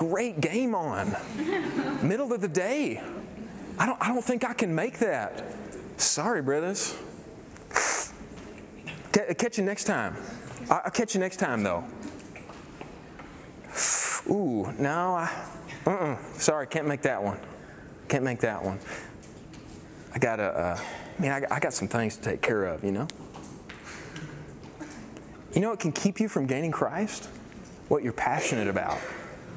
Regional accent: Irving, Texas, United States

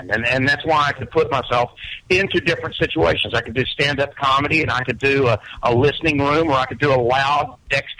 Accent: Birmingham, Alabama, United States; growing up in Birmingham in the Southern Rock era

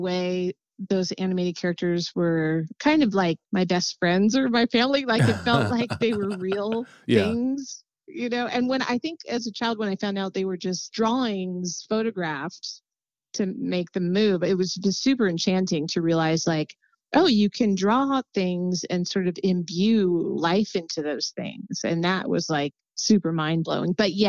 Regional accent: Los Angeles, California, United States; I grew up in Los Angeles. Both my parents were artists.

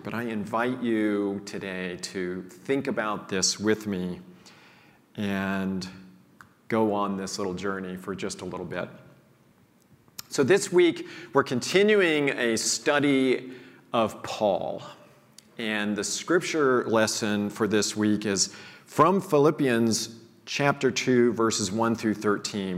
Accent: Missouri, United States; I grew up in a small town in Missouri

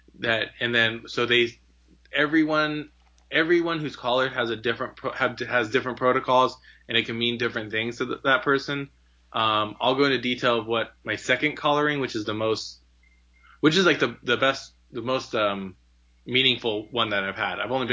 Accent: Southern California, United States; also born or lived in Idaho; I'm a Southern California boy. I was born and raised in Southern California

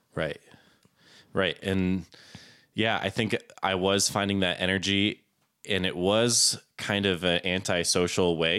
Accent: Florida, United States; also born or lived in Plymouth, Massachusetts; I am essentially from Florida. Okay. I'm a Florida man

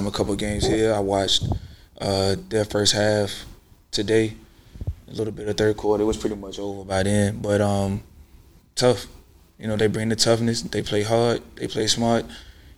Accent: Richmond, Virginia, United States; I'm from Richmond.

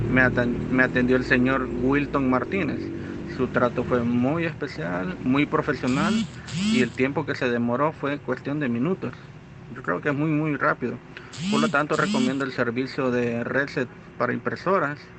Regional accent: El Salvador; soy de El Salvador.

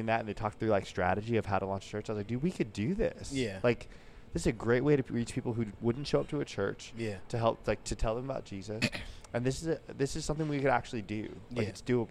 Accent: Oakdale, California, United States; moved away as an adult; also born or lived in Washington; now in Sacramento, United States; I'm from Oakdale

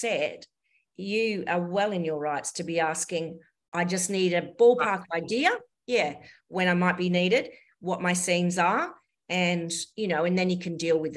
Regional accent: Kalgoorlie, Western Australia, Australia; My first paid job was in my hometown of Kalgoorlie. I grew up in Kalgoorlie in Western Australia.

